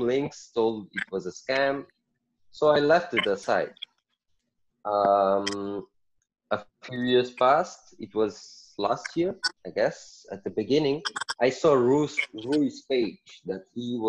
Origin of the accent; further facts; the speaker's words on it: Portugal; moved away; also born or lived in Mozambique; I was born in Portugal, raised in Portugal. I moved to Mozambique because my family is all from Mozambique